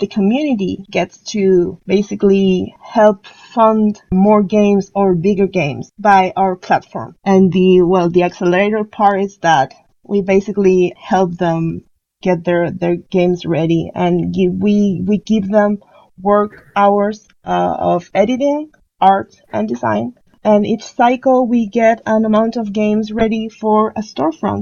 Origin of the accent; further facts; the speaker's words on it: Chile; I'm from Chile